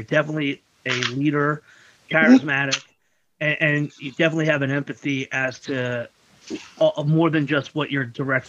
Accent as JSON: {"language": "English", "town": "Frankfurt", "region": "Hesse", "country": "Germany", "tie": "born or raised there", "said": "Now, I grew, as I said, I grew up in Frankfurt"}